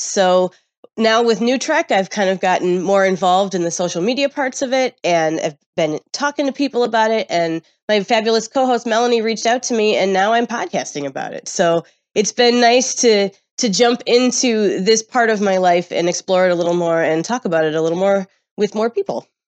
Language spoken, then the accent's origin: English; Midwest, United States; I grew up in the Midwest